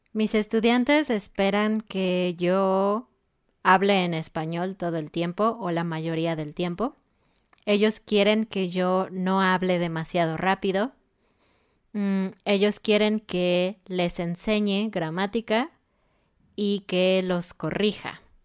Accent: Mexico

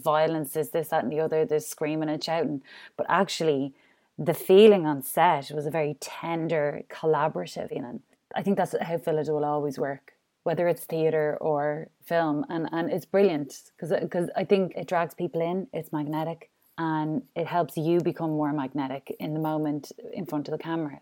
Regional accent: Ireland; I'm Irish, like, I'm in a drink culture as well

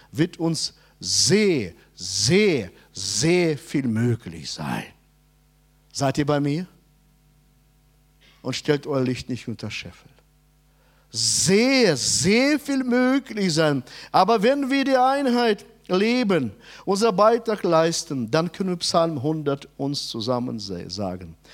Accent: Hanover, Lower Saxony, Germany; Ja, ich bin Hannoveraner.

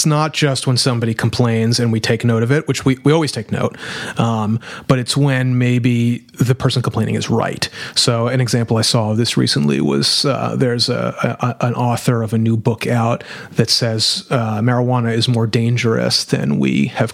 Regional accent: New Orleans, Louisiana, United States; I'm from New Orleans

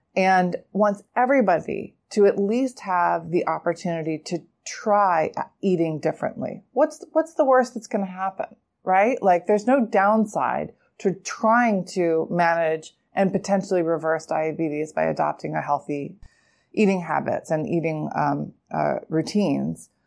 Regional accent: Pennsylvania, United States; now in New York City, United States; I'm also from Pennsylvania

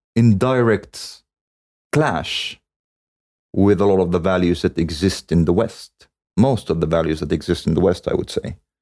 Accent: Cairo, Cairo Governorate, Egypt; I was born in Cairo.

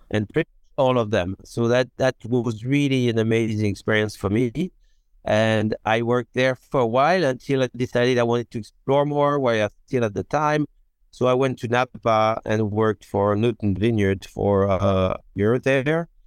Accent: Beaune, Bourgogne-Franche-Comté, France; English is a second language; moved away as an adult; now in Oregon, United States; I'm from Beaune, and my wife is from Dijon

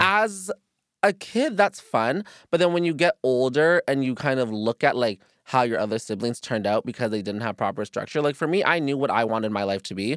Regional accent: Virginia, United States; me and my brother were adopted together, we're from Virginia

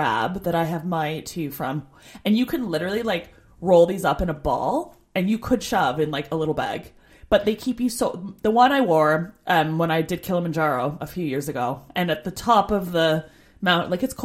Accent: Canada; moved away as an adult

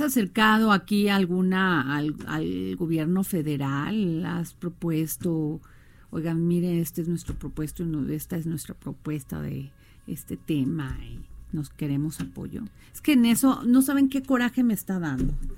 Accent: Mexico; soy mexicana

